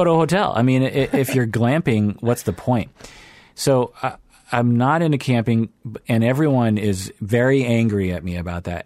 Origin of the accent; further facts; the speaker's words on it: Seattle, Washington, United States; I grew up in Seattle.